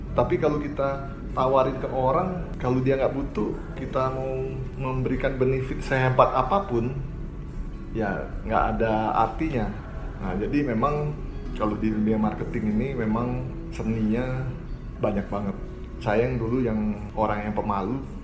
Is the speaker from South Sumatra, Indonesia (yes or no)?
yes; Palembang, South Sumatra, Indonesia; moved away as an adult; now in Bandung, Indonesia; saya dari Palembang ke Bandung itu tahun 91 92 saya masuk ke Universitas Maranatha